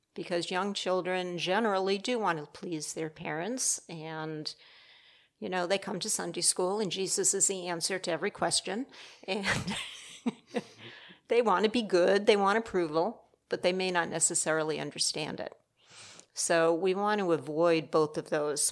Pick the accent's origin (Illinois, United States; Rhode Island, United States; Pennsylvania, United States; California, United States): Rhode Island, United States; moved away as an adult; also born or lived in Michigan; I'm actually a transplant from the Northeast. Uh, my husband's from New Jersey, I'm from Rhode Island.